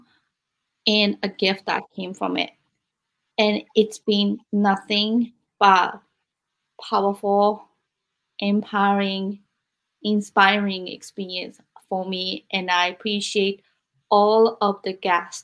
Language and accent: English; Japan; now in United States; I was born and raised in Japan